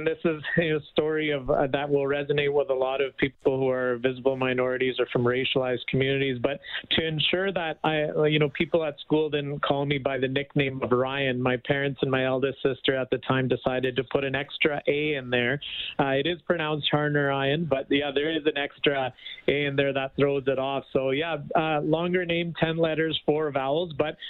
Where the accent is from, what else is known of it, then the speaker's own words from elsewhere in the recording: Brooks, Alberta, Canada; also born or lived in Wetaskiwin, Alberta; My parents came here in the 60s, and they're teachers in Alberta, and I grew up in the 80s and the 90s in a small town of Brooks, Alberta, down the Trans-Canada Highway on the way to Medicine Hat.